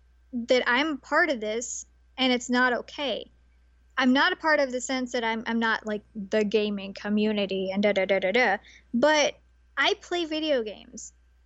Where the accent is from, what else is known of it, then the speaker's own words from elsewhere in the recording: Tennessee, United States; I grew up in Tennessee.